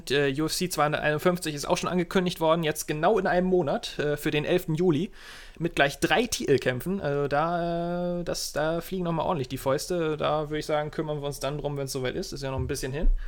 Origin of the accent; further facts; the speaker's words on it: Bremen, Germany; Ich sage das jetzt als Bremer, es, es ist kontrovers, aber ich wünsche mir wirklich, dass der HSV wieder aufsteigt.